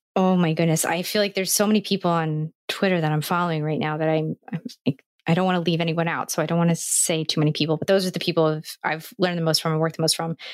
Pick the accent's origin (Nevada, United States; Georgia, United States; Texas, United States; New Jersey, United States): New Jersey, United States; I'm from New Jersey, which is a part of the United States